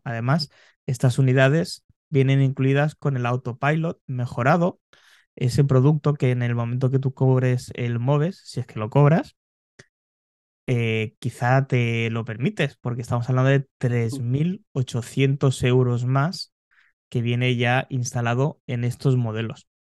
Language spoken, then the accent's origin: Spanish; Spain